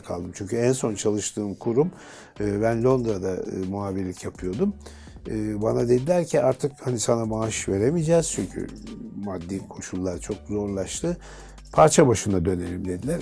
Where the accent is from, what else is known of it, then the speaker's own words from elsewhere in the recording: Istanbul, Turkey; Beşiktaş'ta doğdum, büyüdüm